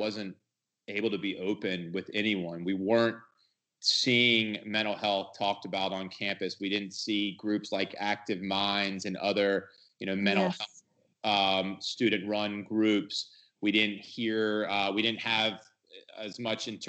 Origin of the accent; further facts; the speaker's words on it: Georgia, United States; moved away as an adult; also born or lived in Madison, Wisconsin; I'm from Georgia, but I was up in Madison, Wisconsin. I wanted to get as far away from home as possible